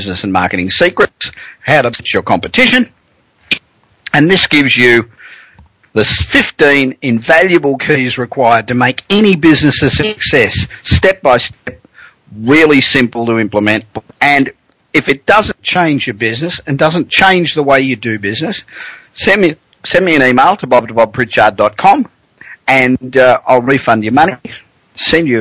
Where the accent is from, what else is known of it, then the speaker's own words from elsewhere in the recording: Australia; accent: Aussie; moved away as an adult; now in Los Angeles, United States; I am an Aussie. I came out here 25 years ago, and I'm a citizen